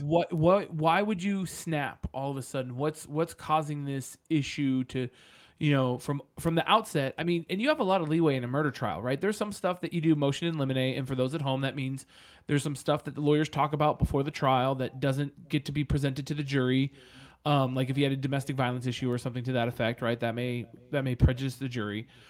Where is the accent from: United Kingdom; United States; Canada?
United States; San Francisco Bay Area, California; moved away; growing up in the San Francisco Bay Area